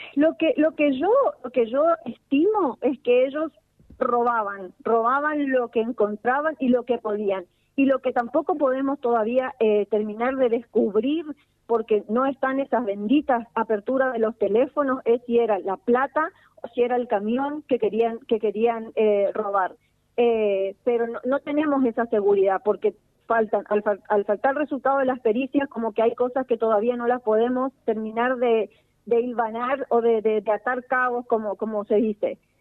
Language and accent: Spanish; Villa Ocampo, Santa Fe, Argentina